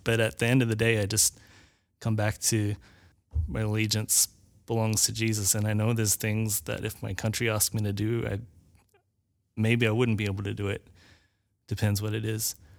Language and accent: English; Australia; now in United States; my country that I actually had citizenship